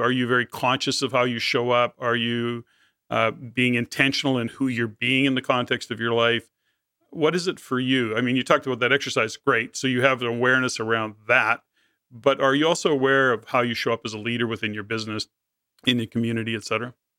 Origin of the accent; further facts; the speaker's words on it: Canada; as a Canadian